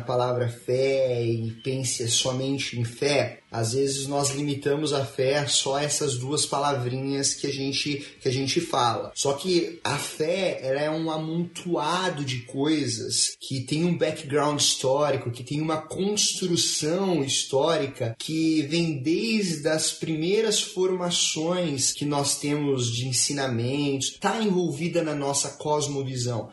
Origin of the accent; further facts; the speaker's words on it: Brazil; moved away as an adult; now in United States; Desde quando eu saí do Brasil